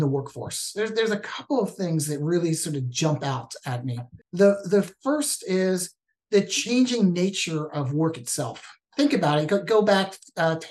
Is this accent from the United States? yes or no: yes; East Coast, United States; moved away as an adult; also born or lived in Washington State; now in Washington, United States; born and raised on the East Coast, came out and visited him in Washington State and just fell in love with the state